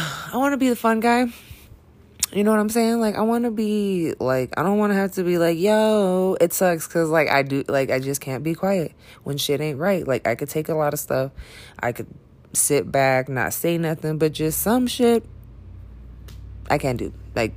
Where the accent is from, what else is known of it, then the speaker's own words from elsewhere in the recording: Ventura, California, United States; also born or lived in Billings, Montana; because I grew up in Ventura, California, you know, and then I moved to Billings, Montana. Then I moved back to Cali for a while.